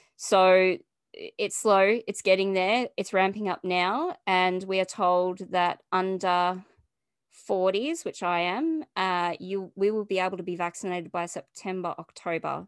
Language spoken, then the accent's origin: English; Australia; also born or lived in Melbourne, Victoria; I'm from Australia and I live in Melbourne